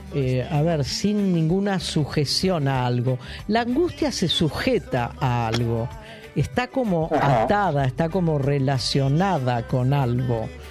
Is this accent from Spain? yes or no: no; Argentina